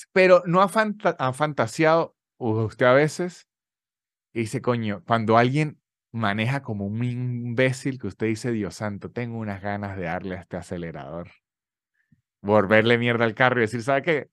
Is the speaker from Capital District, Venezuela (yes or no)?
no; San Cristóbal, Táchira, Venezuela; now in Argentina; Y yo soy muy de los Andes.